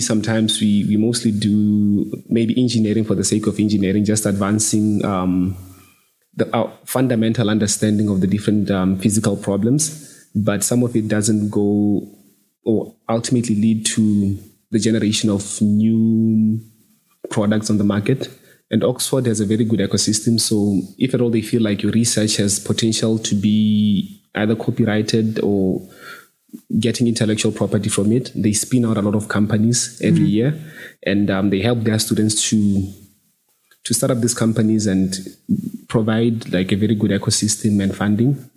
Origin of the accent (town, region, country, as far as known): Botswana; moved away as an adult; now in United Kingdom